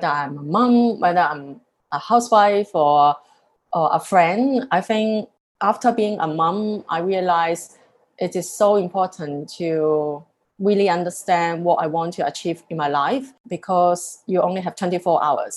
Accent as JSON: {"language": "English", "country": "Hong Kong", "also_born_or_lived": "Singapore", "moved": "yes", "lives_now": "London, United Kingdom", "said": "I love Hong Kong, where I come from"}